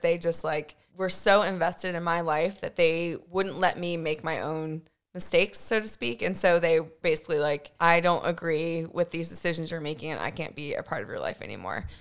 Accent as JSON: {"language": "English", "town": "Winchester", "region": "Virginia", "country": "United States", "tie": "born or raised there", "also_born_or_lived": "Rhode Island", "moved": "yes", "lives_now": "Richmond, United States", "said": "I grew up in Winchester"}